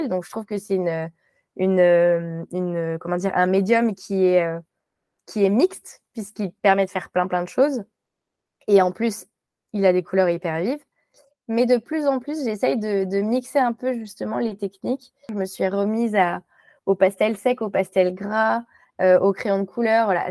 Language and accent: French; Morocco; born there; c'est que je suis née au Maroc mais de parents, euh, pas de parents marocains, de parents français.